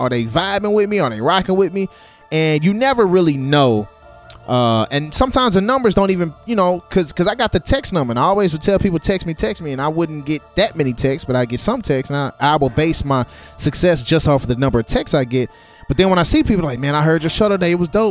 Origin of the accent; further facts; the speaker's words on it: St. Louis, Missouri, United States; I'm from St. Louis, Missouri.